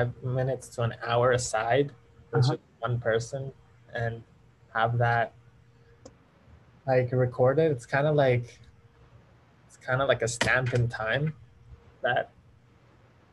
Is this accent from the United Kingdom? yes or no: no; Iran; where are you from? And I was like, Iran.